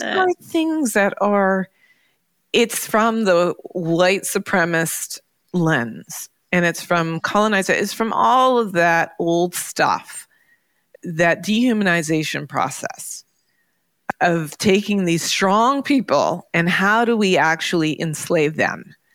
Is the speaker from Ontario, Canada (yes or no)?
yes; Toronto, Ontario, Canada; moved away; also born or lived in New York; growing up in Toronto